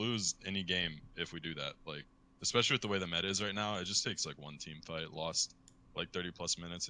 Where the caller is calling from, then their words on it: Beverly Hills, California, United States; I'm calling from Beverly Hills.